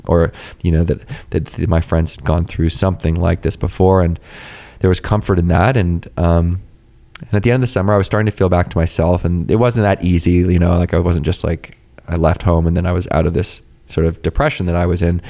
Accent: Victoria, British Columbia, Canada; I grew up in Victoria, B C, right, which is just off the coast of Vancouver.

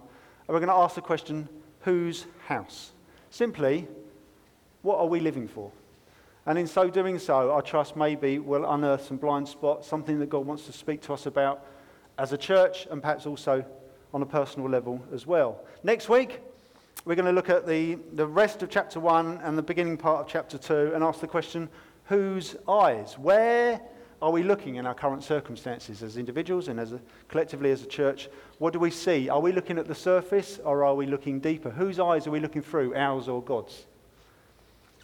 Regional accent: United Kingdom; we're British

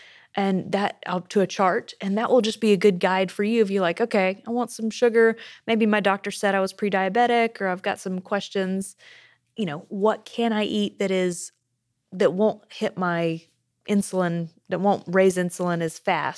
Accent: United States; I grew up as a kid being a little unusual as an American

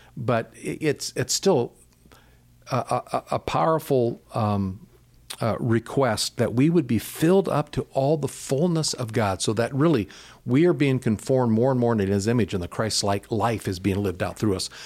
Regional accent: United States; growing up in America, we grew up with a mindset that says you can pull yourself up by your own bootstraps

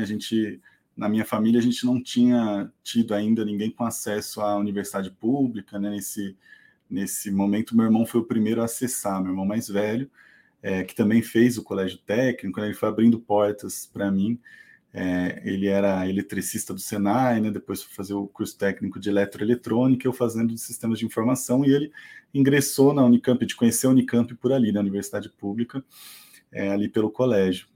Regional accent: Salto, São Paulo, Brazil; moved away as an adult; also born or lived in Campinas; now in ABC Paulista, Brazil; Eu nasci em Salto, aqui no interior de São Paulo

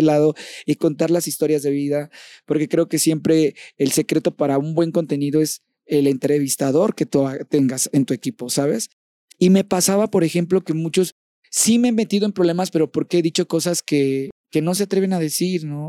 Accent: Champotón, Campeche, Mexico; moved away; mi champotón hermoso, a mi pueblo hermoso

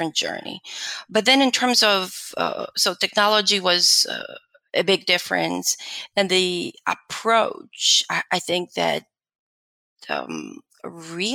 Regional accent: Warsaw, Masovian Voivodeship, Poland; moved away as an adult; also born or lived in London / New York; now in Texas, United States; I was born in Poland and grew up in Warsaw for the first 19 years

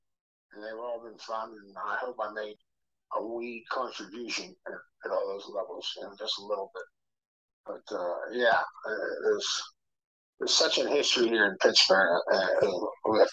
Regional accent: Brazil; For me, a kid growing up in Brazil, I mean, my God, the connection with Brazil, small little town with really no soccer club, but plenty of soccer clubs in the area, is amazing.

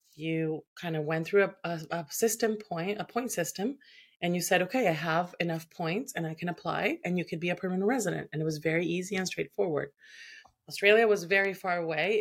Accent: Venezuela; moved away as an adult; now in Canada

